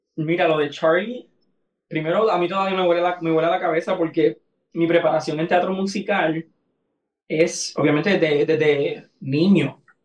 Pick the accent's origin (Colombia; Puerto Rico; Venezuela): Puerto Rico; Aguada; mi pueblo en Aguada, que mis familiares